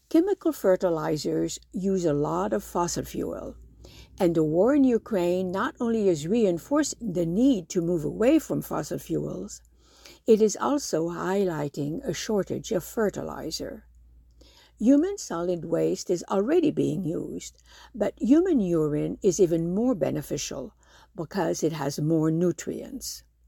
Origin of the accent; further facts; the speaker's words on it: Morocco; moved away; growing up in Morocco, a while back